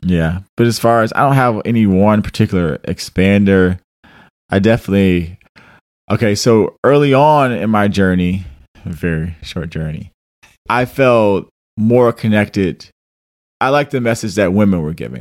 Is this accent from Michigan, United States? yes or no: yes; Detroit, Michigan, United States; I'm from Detroit